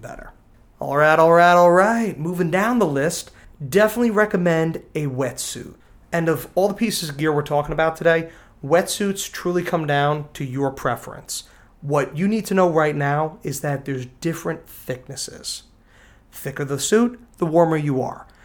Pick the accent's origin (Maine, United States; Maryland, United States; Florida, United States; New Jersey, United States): New Jersey, United States; accent: Danny DeVito kinda sounding; my Danny DeVito kinda sounding accent went over your head, I'm from New Jersey